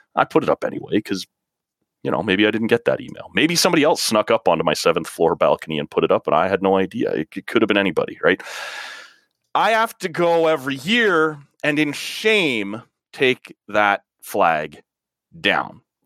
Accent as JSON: {"language": "English", "country": "Canada", "said": "as a Canadian"}